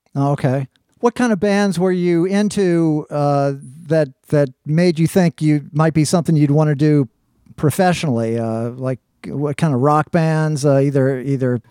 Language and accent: English; New Orleans, Louisiana, United States; I spent a bunch of years growing up on, in uh, in Algiers myself on the West Bank